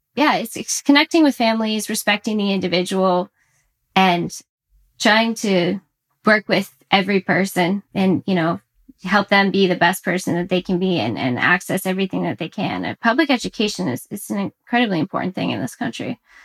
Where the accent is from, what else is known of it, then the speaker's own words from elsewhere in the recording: Orlando, Florida, United States; now in Massachusetts, United States; I'm from Orlando, Florida, but I've I've since relocated to the Northeast Massachusetts